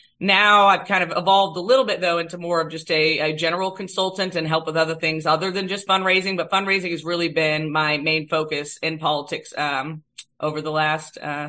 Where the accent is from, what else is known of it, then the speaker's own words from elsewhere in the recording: Austin, Texas, United States; moved away; also born or lived in Auburn, Alabama; I grew up in Austin, Texas